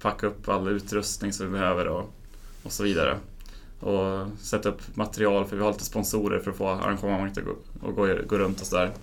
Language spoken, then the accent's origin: Swedish; Enköping, Uppsala County, Sweden; moved away as an adult; now in Uppsala, Sweden; jag flyttade hit för ett par år sedan men kommer från Enköping från början